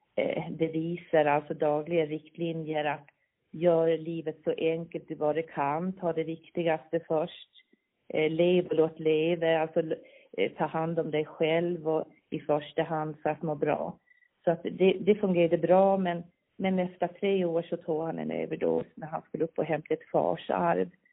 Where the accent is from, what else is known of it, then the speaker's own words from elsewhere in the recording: Visby, Gotland, Sweden; accent: Gotlandic; Jag är född här. Jag är Visbytös, uppväxt i ett barnrikehus